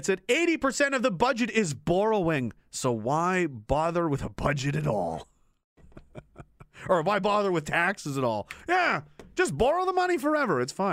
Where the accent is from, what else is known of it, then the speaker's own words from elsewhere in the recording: Nova Scotia, Canada; I was born in Nova Scotia. I grew up there.